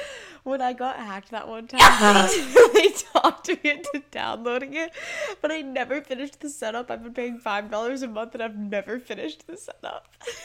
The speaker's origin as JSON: {"language": "English", "country": "Hong Kong", "tie": "born or raised there", "moved": "yes", "said": "we grew up in Hong Kong out of the international school. I mean, we moved away"}